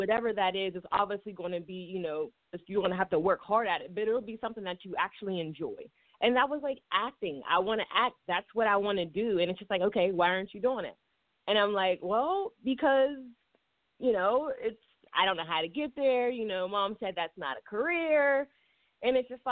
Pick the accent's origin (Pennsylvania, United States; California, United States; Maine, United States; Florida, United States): Pennsylvania, United States; Pittsburgh; I'm from Pittsburgh, Pennsylvania